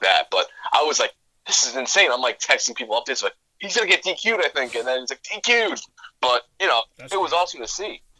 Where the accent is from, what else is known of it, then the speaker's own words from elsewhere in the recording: Garden City, New York, United States; that's from Garden City and that's literally like my hometown